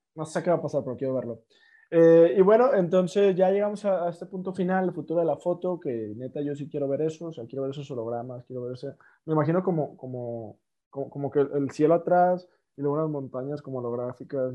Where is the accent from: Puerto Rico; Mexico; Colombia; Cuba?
Mexico; nosotros como mexicanos